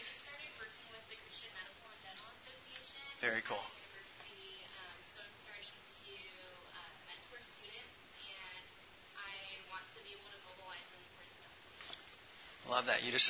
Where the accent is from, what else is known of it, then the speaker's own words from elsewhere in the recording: Indianapolis, Indiana, United States; I grew up off 3318 West 22nd Street in between 10th and 16th Street in the Inner City Project